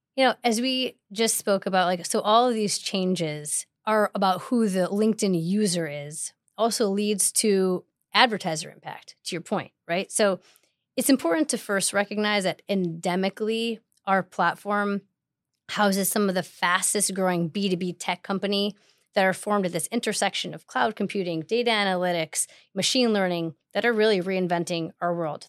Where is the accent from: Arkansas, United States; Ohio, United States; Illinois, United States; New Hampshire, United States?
Illinois, United States; Chicago; moved away as an adult; also born or lived in Manhattan, New York; now in New York, United States; I have grown up, born and raised in Chicago